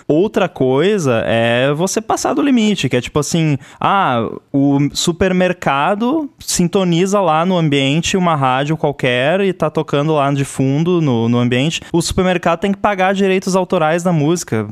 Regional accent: Rio Grande do Sul, Brazil; moved away; a gente tem uma rádio comunitária lá na cidade do Rio Grande do Sul, de onde eu vim

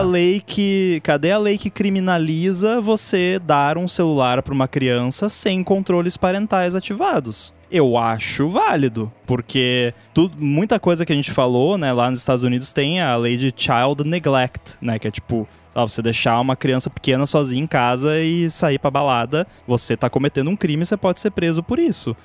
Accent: Brazil; eu sou do Brasil

